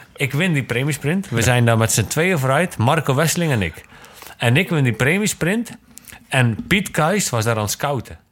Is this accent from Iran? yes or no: no; Zeeland, Netherlands; also born or lived in Zwolle, Netherlands / Genemuiden, Netherlands; Ik kom allemaal natuurlijk uit Zeeland